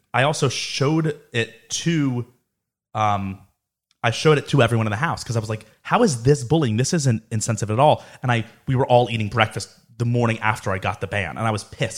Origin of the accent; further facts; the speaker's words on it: Boca Raton, Florida, United States; growing up in Boca